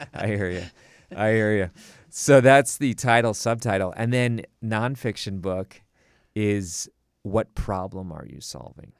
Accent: Milwaukee, Wisconsin, United States; I grew up in Milwaukee, Wisconsin

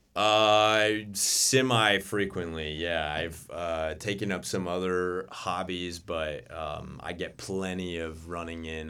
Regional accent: Winona Lake, Indiana, United States; also born or lived in North Carolina; grew up in Winona Lake, Um, my parents were Grace graduates and met at Grace, got married and, um, never left

